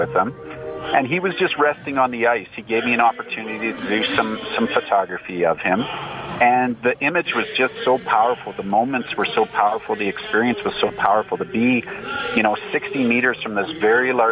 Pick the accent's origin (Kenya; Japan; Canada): Canada; as a Canadian